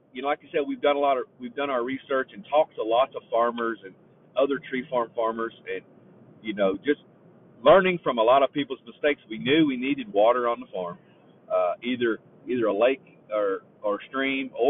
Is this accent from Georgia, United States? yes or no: no; Raywick, Kentucky, United States; moved away as an adult; I'm from Raywick, Kentucky